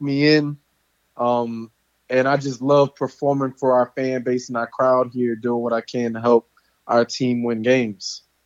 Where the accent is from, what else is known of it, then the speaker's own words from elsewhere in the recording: just outside of Baton Rouge, Louisiana, United States; moved away as an adult; now in Houston, United States; I grew up in Louisiana, just outside of Baton Rouge